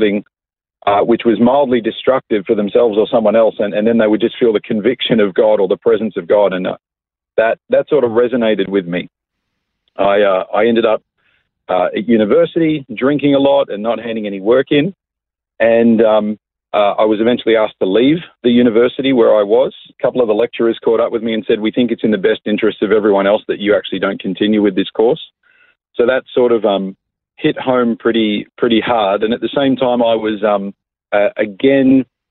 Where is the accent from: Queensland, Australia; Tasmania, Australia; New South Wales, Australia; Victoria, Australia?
New South Wales, Australia; Coffs Harbour; moved away as an adult; also born or lived in Sydney; now in Melbourne, Australia; I was born and raised in Coffs Harbour. I lived there till I was about 19 years